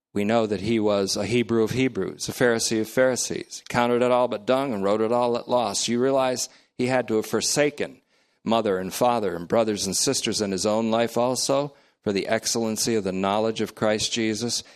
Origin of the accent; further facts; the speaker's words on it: United States; I'm speaking as an American